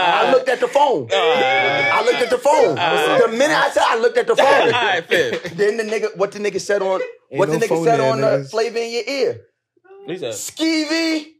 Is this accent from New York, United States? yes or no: yes; Long Island, New York, United States; also born or lived in Brooklyn, New York; So I'm from Long Island, but I'm a Brooklyn nigga. Shout out to Flatbush.